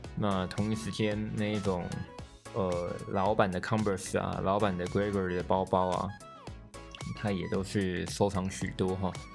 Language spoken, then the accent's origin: Chinese; Neipu, Pingtung County, Taiwan; 我老家在屏东县内埔乡